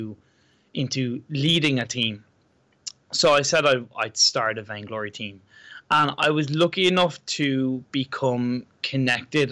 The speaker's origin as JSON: {"language": "English", "country": "Ireland", "said": "I'm from Ireland."}